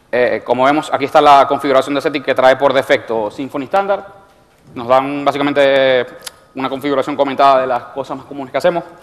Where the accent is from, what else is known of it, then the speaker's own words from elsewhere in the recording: Venezuela; moved away as an adult; now in Spain; soy venezolano y a veces los términos españoles no, me, no los familiarizo